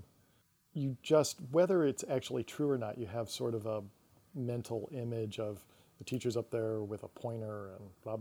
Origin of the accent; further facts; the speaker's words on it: Syracuse, New York, United States; moved away; I'm from Syracuse, New York